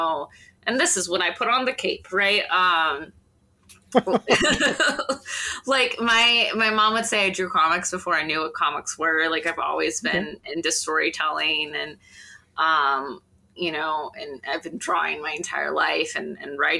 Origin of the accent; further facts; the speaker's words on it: southwest Michigan, United States; moved away; Southwest, so just off the coast of Lake Michigan is where I'm from originally